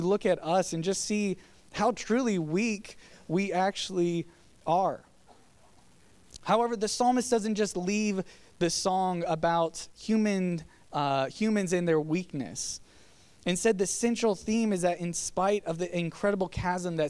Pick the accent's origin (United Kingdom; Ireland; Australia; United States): United States; Virginia; now in Georgia, United States; Growing up in Virginia